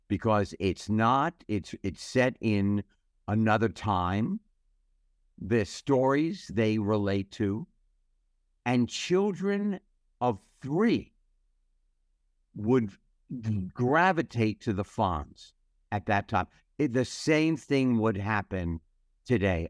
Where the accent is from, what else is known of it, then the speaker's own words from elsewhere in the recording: United States; I am so proud to be an American